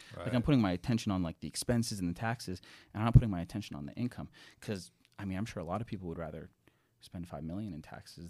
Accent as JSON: {"language": "English", "country": "Canada", "said": "I'm Canadian. Yeah. And I've seen a lot of things happen in Canada that, you know, makes one not super proud of the country."}